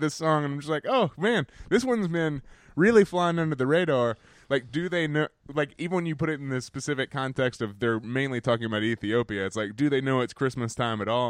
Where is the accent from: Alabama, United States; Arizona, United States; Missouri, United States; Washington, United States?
Alabama, United States; now in New York, United States; We are two dudes from Alabama and a Welsh Londoner